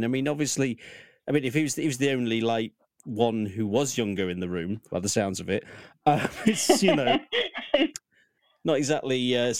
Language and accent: English; Lincoln, East Midlands, United Kingdom; also born or lived in Newark; Because I went to college in Newark. I'm actually from Lincoln.